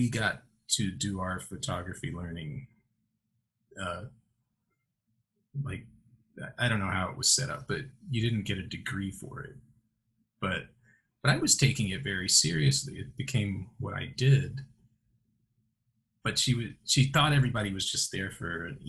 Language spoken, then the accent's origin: English; Chicago, Illinois, United States; moved away; I'm from Chicago